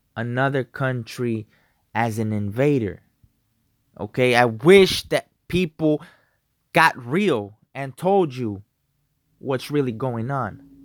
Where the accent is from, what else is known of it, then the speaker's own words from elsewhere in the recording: United States; I'm an American. I'm a patriot.